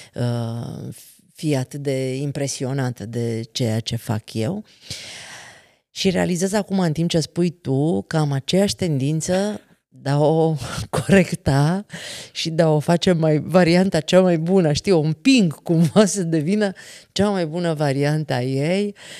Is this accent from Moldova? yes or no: no; Transylvania, Romania; noi suntem ardeleni